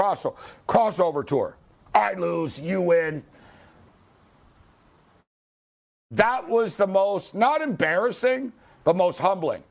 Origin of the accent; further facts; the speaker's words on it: Montreal, Quebec, Canada; I'm from Montreal